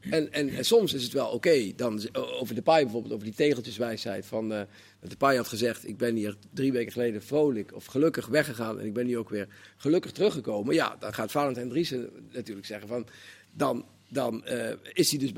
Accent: Limburg, Netherlands; en dan moet ik als Limburger toch zeggen, hij spreekt wel te slecht Nederlands.

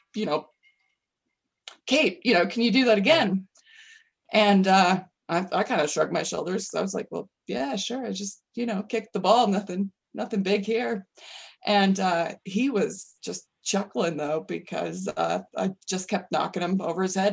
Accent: Colorado, United States; moved away; also born or lived in New Mexico; I love my home state. I love Colorado a ton.

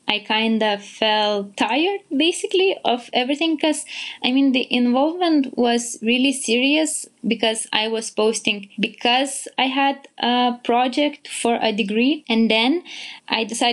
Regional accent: Vilnius, Lithuania; I am from Vilnius, Lithuania.

